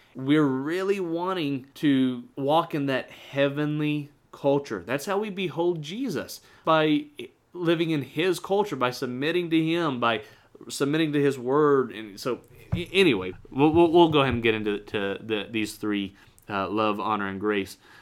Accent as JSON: {"language": "English", "country": "United States", "said": "I'm red-blooded American"}